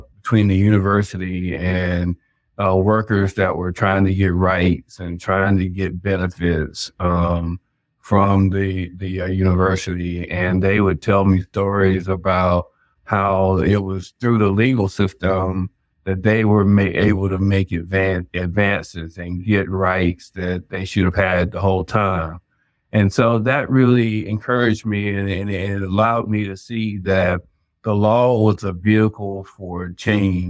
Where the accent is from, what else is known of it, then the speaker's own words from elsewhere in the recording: Chapel Hill, North Carolina, United States; I'm originally from Chapel Hill in North Carolina, and I grew up, both of my parents worked for UNC